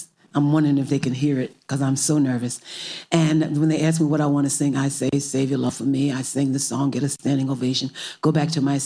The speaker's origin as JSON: {"language": "English", "town": "Newark", "region": "New Jersey", "country": "United States", "tie": "born or raised there", "said": "I was born in Newark, New Jersey, and I discovered music in my home"}